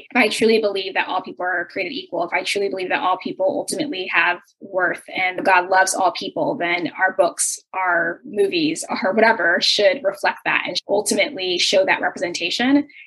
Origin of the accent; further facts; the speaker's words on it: United States; experience as a Nigerian American.